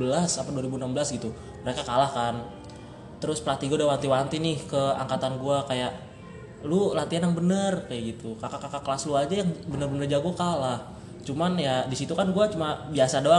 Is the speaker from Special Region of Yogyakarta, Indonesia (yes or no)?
no; Jakarta, Indonesia; Oh, gua asalnya dari Jakarta.